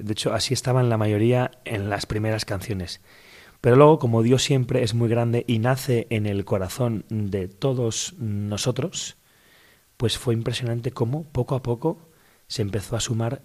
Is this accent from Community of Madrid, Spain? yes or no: yes; Madrid, Community of Madrid, Spain; Yo soy de aquí de Madrid, aquí nací